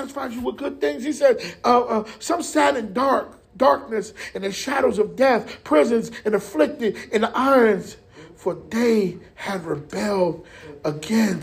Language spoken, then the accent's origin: English; Jersey City, New Jersey, United States; moved away; I'm from Jersey City.